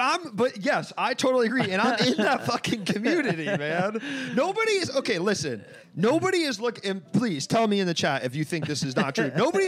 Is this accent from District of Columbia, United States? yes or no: yes; Washington, District of Columbia, United States; moved away; also born or lived in Ohio; Growing up in Washington D.C.